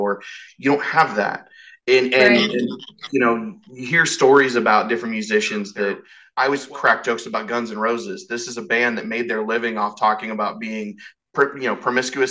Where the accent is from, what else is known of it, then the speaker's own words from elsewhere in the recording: Western Colorado, United States; I grew up in Western Colorado, which is essentially Eastern Utah